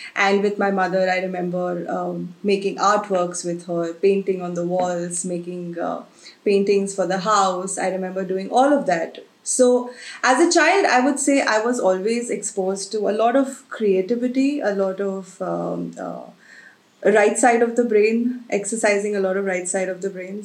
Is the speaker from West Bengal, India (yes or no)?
no; Agra, Uttar Pradesh, India; I've been born and brought up in Agra.